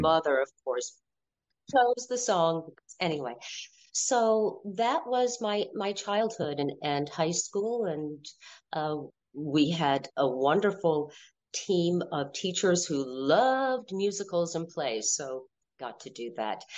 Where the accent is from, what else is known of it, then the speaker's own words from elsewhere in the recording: Wallingford, Connecticut, United States; I was born in Wallingford, Connecticut